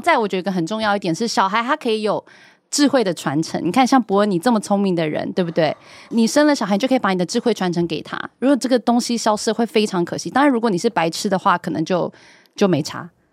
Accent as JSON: {"language": "Chinese", "country": "Taiwan", "said": "因为我们身为台湾人"}